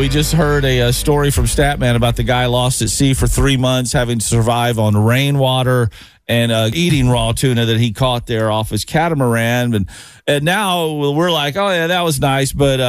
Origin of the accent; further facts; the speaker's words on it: the South, United States; moved away; what I grew up eating down in the South